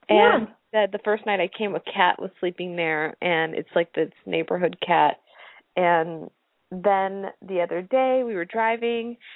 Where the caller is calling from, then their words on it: Japan; Yeah, I'm calling from Japan, so I don't know if that has any effect since we're on the internet.